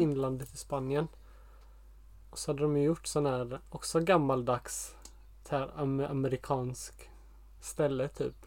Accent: Sweden; moved away as an adult; now in Portugal; speciellt i Sverige där vi kommer ifrån

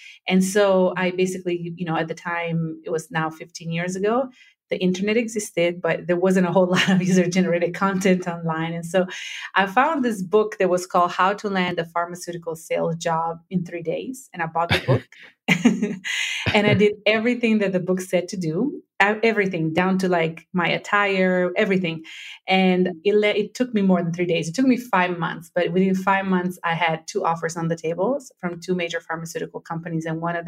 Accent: Rome, Lazio, Italy; now in United States; I'm born and raised in Italy. I'm from the southern part of Italy, from Calabria for the majority of my family. But my father was in the Italian army, so we moved every couple of years. So the majority of my time has been spent in Rome.

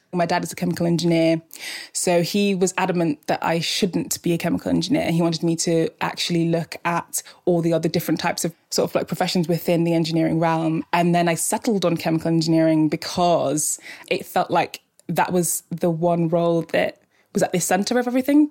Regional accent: Port Harcourt, Rivers State, Nigeria; also born or lived in Scotland; I grew up in Scotland until I was about nine. It was cold, I loved it, quite hilly, quite idyllic. And then I moved to Nigeria when I was nine. Um, I was in River State, so in the city of Port Harcourt

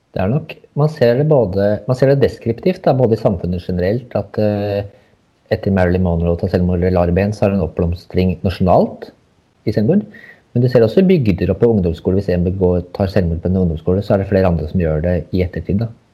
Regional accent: Hadeland, Innlandet, Norway; jeg er fra Hadeland.

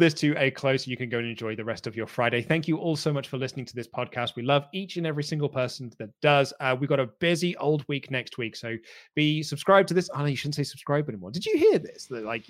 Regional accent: Reading, South East England, United Kingdom; moved away as an adult; also born or lived in Portsmouth; Well, I was at university, so I was living in Portsmouth at the time. But, like, obviously, I'm from Reading, so, like, my family was in Reading.

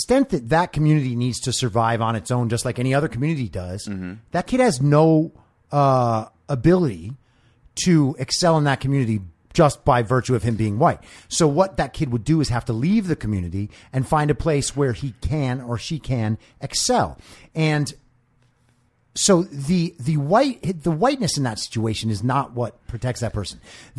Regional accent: New York, United States; moved away as an adult; now in Los Angeles, United States; I'm from a little town in New York

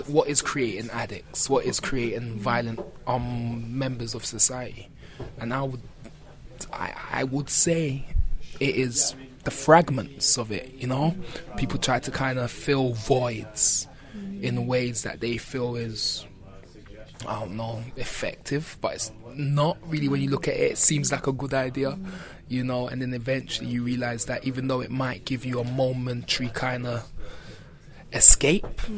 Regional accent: London, United Kingdom; growing up in Brixton

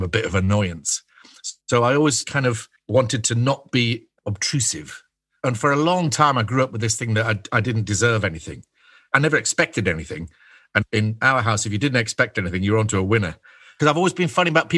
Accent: Scottish Borders, Scotland, United Kingdom; I was born in the Scottish Borders, in the middle of nowhere.

